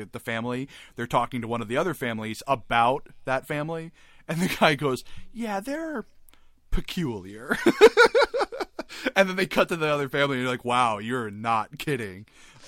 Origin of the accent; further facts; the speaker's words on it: New England, United States; I am from New England, okay? And New Englanders do not have accents, and we say all words right.